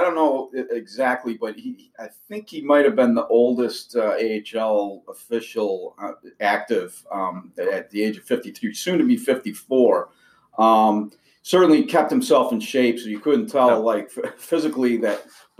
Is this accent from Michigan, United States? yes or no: no; Rochester, New York, United States; I grew up in Rochester, so I saw the amateurs all the time.